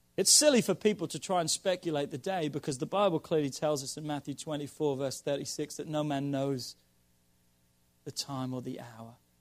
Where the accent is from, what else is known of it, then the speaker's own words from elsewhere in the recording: Norwich, East of England, United Kingdom; moved away; my hometown of Norwich